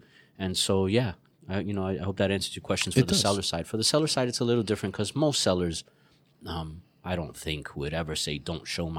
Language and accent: English; Puerto Rico; moved away; But that was actually done to me. I moved from Puerto Rico. Hey, you're from Puerto Rico. You'd really love it here.